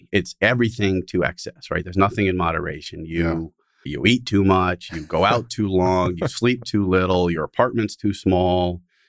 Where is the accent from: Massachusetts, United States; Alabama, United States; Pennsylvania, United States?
Massachusetts, United States; Amherst; moved away as an adult; also born or lived in Philadelphia; now in Denver, United States; So I grew up in Western Massachusetts in a little town called Amherst.